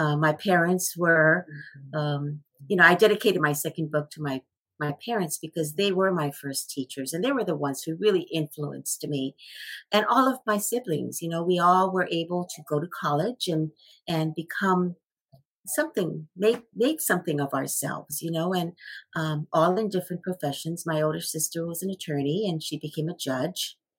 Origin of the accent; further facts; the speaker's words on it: Hawaii, United States; I grew up in Hawaii in a pineapple plantation village. So it was a small community where everybody really cared about each other, and everybody was working in the pineapple industry, including my dad.